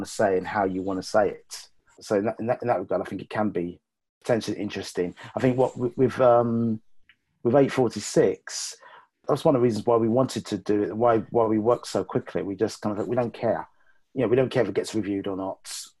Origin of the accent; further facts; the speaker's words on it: London, United Kingdom; I grew up in West London all my life.